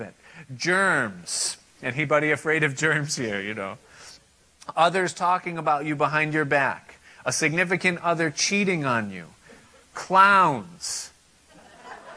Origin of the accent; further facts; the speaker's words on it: United States; Now, I am an American. I live in this country